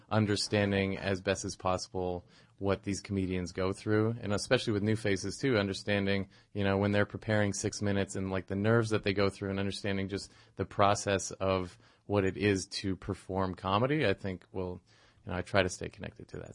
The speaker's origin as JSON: {"language": "English", "town": "Toronto", "region": "Ontario", "country": "Canada", "tie": "born or raised there", "also_born_or_lived": "Montreal", "moved": "as an adult", "said": "I grew up in Toronto."}